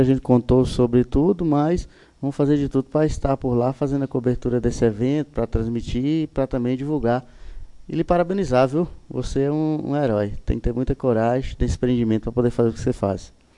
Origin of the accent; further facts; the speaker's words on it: Montes Claros, Minas Gerais, Brazil; lá na minha região, lá em Montes Claros, na, na, na Zona Sul